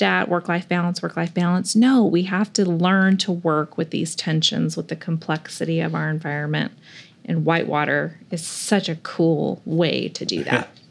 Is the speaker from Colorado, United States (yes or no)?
no; California, United States; moved away; I grew up in California near the water, but I was born in the mountains